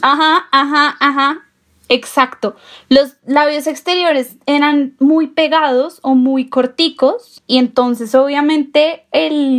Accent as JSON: {"language": "Spanish", "region": "Bogotá", "country": "Colombia", "said": "somos de Bogotá"}